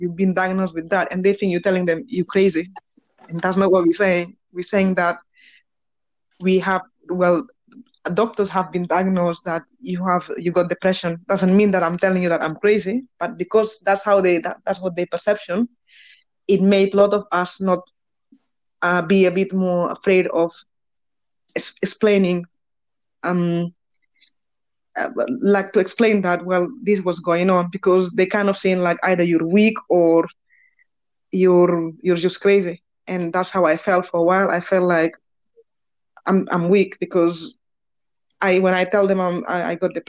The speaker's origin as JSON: {"language": "English", "town": "Barcelona", "region": "Catalonia", "country": "Spain", "tie": "born or raised there", "second_language": "English", "moved": "yes", "said": "As you might know from this horrible accent that I have, is, well, I was born in Spain, in Barcelona."}